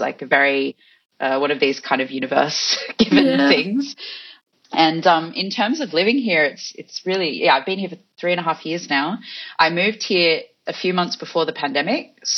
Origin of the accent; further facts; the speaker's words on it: Australia; also born or lived in Fiji; So I spent a lot of time in Fiji and obviously in Australia, if you can hear my accent, and in other countries around the world as well.